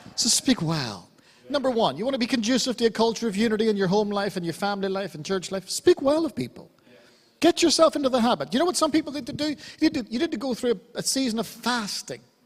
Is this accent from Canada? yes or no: no; Ireland; I'm Irish